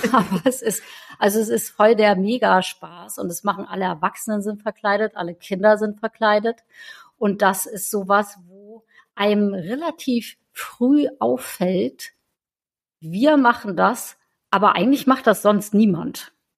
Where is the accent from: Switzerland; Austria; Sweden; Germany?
Germany; Northern Germany; aber in Norddeutschland habe ich das noch nie gesehen